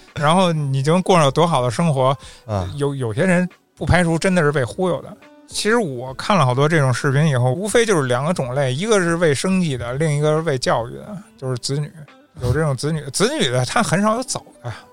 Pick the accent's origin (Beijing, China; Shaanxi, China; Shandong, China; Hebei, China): Beijing, China; 我从北方，我， 我是北京人